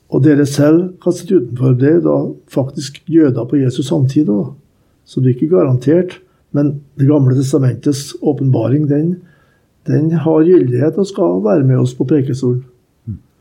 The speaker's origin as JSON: {"language": "Norwegian", "country": "Norway", "said": "jeg er fra Norge"}